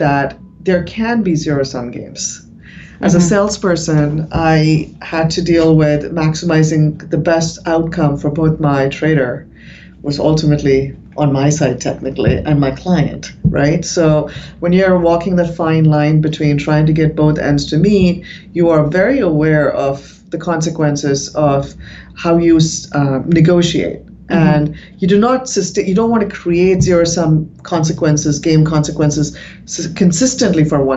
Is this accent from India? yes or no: yes; India; moved away; I was from India